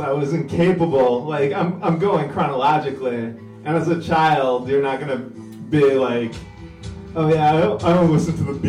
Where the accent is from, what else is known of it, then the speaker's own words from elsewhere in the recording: Binghamton, New York, United States; now in Washington, D.C., United States; I grew up in upstate New York, like a very small city.